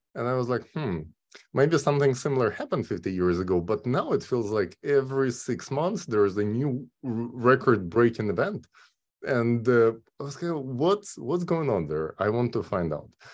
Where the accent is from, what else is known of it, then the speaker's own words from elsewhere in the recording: Kyiv, Ukraine; moved away as an adult; now in California, United States; originally I'm from Kyiv, Ukraine